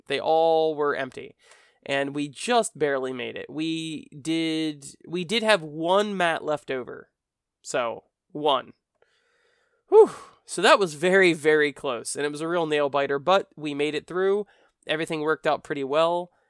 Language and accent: English; United States; accent: American; my American accent